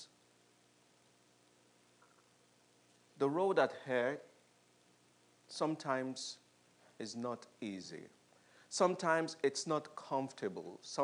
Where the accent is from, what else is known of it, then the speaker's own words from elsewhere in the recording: United Kingdom; we are British